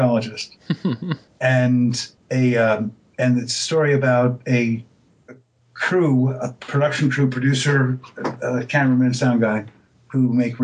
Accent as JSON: {"language": "English", "town": "New York City", "region": "New York", "country": "United States", "tie": "born or raised there", "also_born_or_lived": "Greensboro, North Carolina", "moved": "as an adult", "lives_now": "Los Angeles, United States", "said": "I spent my born and raised in New York City"}